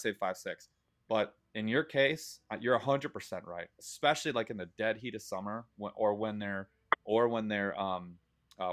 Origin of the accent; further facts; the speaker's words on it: Michigan, United States; an aggressively average angler from the state of Michigan